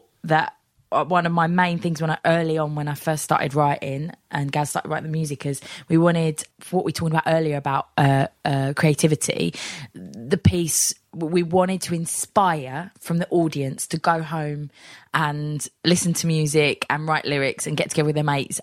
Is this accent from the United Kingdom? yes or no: yes; Bromley, London, United Kingdom; born or raised there